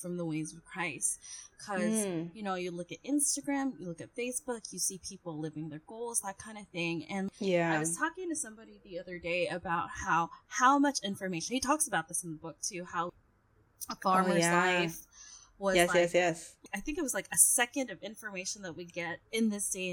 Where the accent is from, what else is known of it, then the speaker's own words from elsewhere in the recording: Seoul, South Korea; now in Philippines; I grew up in Seoul